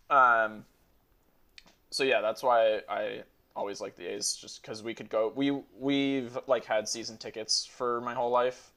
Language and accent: English; Oakland, California, United States; also born or lived in Dallas, Texas; I was born in Dallas, uh, which was like a complete bullshit reason to like them because I lived there for six months and then like spent my whole life in Oakland.